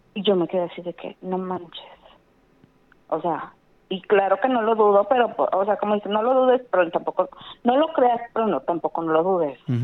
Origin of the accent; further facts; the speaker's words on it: Guadalupe, Nuevo León, Mexico; De Guadalupe